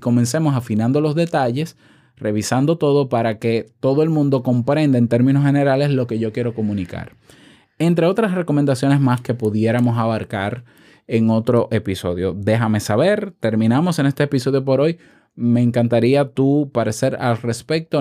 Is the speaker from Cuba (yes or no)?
no; Dominican Republic; accent: dominicano; en mi país, República Dominicana